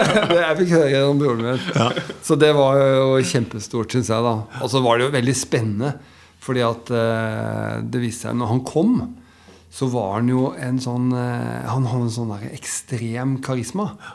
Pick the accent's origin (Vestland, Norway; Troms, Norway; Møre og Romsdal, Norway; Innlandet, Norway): Innlandet, Norway; Biri; moved away; also born or lived in Elverum / Lillehammer / Coventry / London; jeg har vokst opp på Biri.